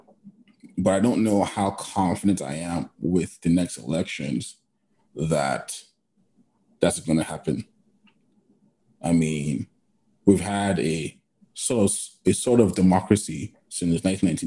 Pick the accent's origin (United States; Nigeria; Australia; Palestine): Nigeria; I'm Nigerian too